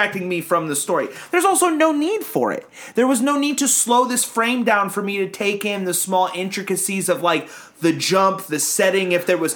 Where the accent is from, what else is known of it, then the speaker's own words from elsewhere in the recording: Turkey; I am from Turkey